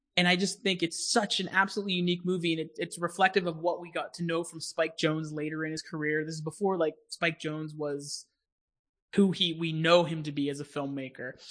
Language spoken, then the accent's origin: English; Pittsburgh, Pennsylvania, United States; I'm from Pittsburgh